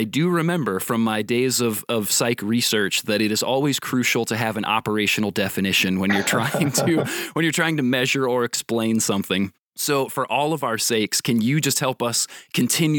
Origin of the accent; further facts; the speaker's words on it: Warsaw, Indiana, United States; moved away; I'm from Indiana originally. And so it's always, yes, I'm from Warsaw, not too far from where you are